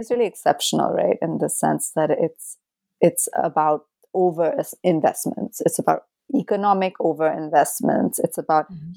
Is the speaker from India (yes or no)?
yes; India; my own complicity as an Indian citizen